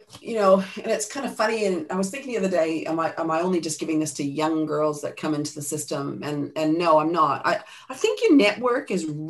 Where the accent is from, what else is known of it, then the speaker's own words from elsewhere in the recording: New Zealand; I mean, I come from New Zealand, so it's in the blood down here, as you know.